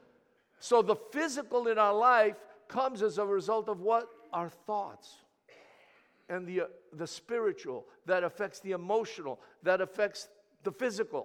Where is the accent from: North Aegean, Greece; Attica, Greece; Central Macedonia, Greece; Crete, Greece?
Central Macedonia, Greece; Thessaloniki; first language Greek; English is a second language; I was born in the city of Thessaloniki